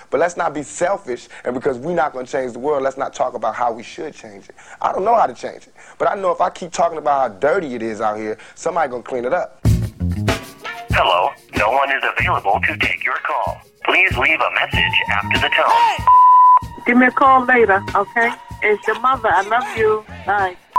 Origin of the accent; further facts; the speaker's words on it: New York City, New York, United States; also born or lived in Brooklyn; I'm from Queens, I I, I, I grew up partially in Brooklyn